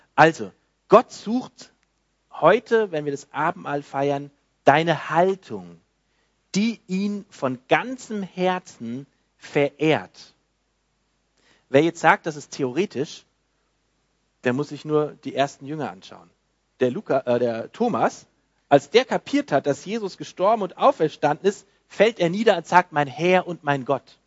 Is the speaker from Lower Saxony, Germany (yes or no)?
no; Frankfurt, Hesse, Germany; moved away; bei uns, wo ich herkomme, in Frankfurt in der Gemeinde